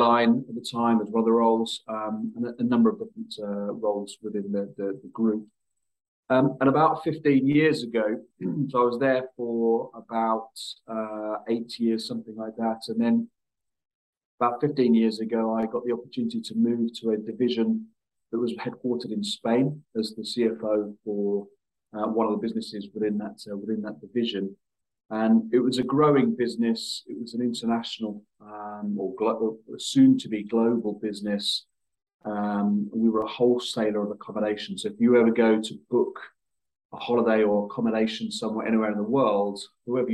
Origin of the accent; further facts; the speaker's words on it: Luton, East of England, United Kingdom; my hometown club, which was a club called Luton Town